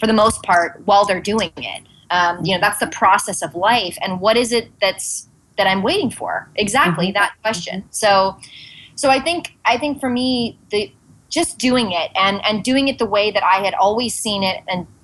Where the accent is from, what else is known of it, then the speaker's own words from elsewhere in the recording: Santa Monica, California, United States; also born or lived in Venice, Los Angeles; now in New York, United States; my parents' apartment in Santa Monica. I'm like, and here's where I was born and raised